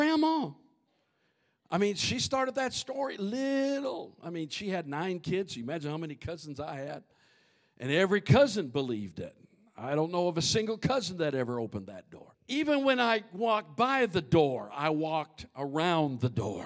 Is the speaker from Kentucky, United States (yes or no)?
no; Minnesota, United States; growing up in Minnesota